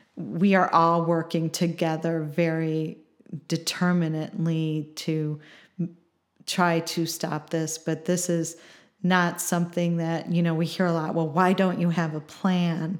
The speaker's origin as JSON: {"language": "English", "town": "Chicago", "region": "Illinois", "country": "United States", "moved": "yes", "lives_now": "Champaign, United States", "said": "I'm from the Chicagoland area, but I think I'm more of a transplant now 'cause I've been in, uh, Champaign for over twenty-five years"}